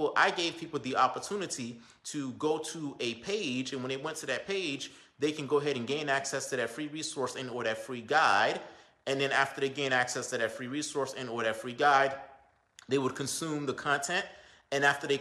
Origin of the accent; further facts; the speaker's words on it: Belle Glade, Florida, United States; now in Boynton Beach, United States; my hometown, you know, Belgrade